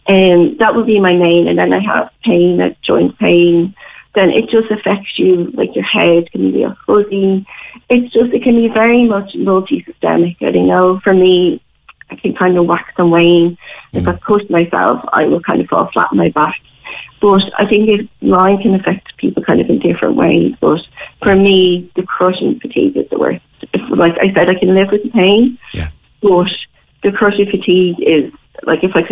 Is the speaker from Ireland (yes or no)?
yes; Dublin, Leinster, Ireland; now in Cork, Ireland; I'm from Dublin. I lived in Dublin at the time and now in Cork